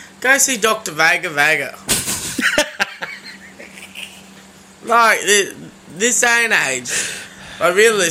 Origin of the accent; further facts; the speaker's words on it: Sunshine Coast, Queensland, Australia; back home where we grew up on the Sunshine Coast